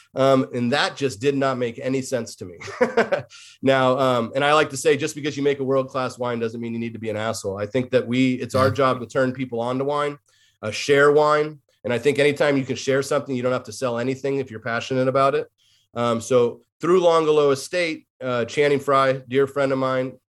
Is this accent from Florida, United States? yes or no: no; Davis, California, United States; moved away as an adult; also born or lived in San Luis Obispo, California / Orange County, California / Los Angeles, California; now in Portland, United States; I was born and raised in Davis, California